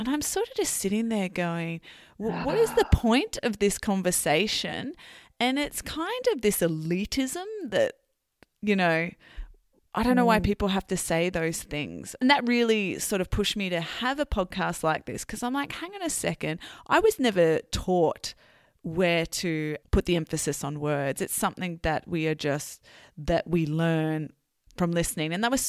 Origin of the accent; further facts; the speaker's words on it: Australia; I am not from a particular city. I've grown up all over Australia.